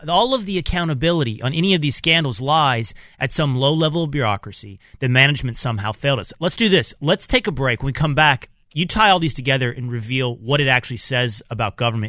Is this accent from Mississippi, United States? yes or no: no; Texas, United States; the music of my childhood growing up in Texas